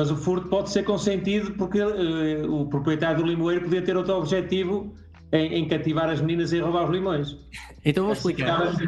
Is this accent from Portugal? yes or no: yes; Porto, Porto District, Portugal; eh, sou do Porto